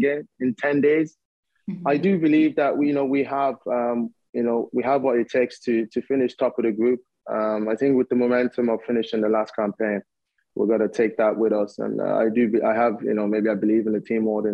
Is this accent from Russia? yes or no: no; Ireland; moved away as an adult; I grew up in Ireland